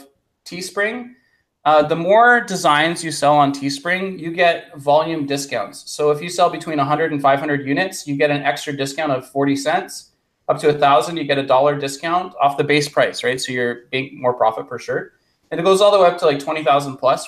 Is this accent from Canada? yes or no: yes; Canada; I'm from Canada